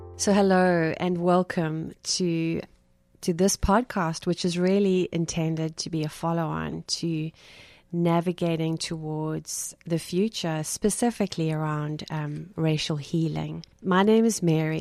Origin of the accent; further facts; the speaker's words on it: South Africa; moved away as an adult; now in South Florida, United States; I'm not from Brooklyn. I'm from South Africa and, um, have been in the States for two years now.